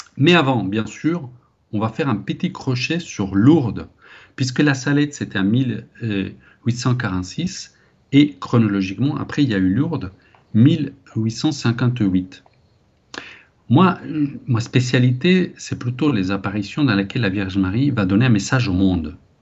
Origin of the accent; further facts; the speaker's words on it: Spain; ici un Espagnol qui vous parle